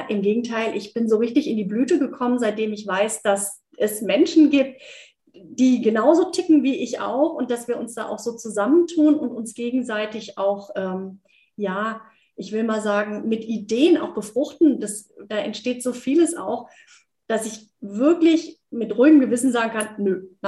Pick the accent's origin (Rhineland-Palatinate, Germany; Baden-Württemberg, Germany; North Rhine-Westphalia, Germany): Baden-Württemberg, Germany; Heidelberg; born there; obwohl ich gebürtige Heidelbergerin bin. Aber eben, ja, mein Netzwerk, ich war die letzten zwölf Jahre in Hockenheim unterwegs in der Rennstadt